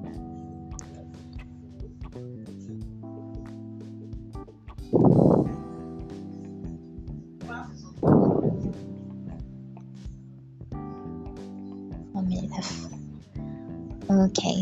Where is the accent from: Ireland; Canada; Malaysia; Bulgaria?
Malaysia; Pahang; I am from Pahang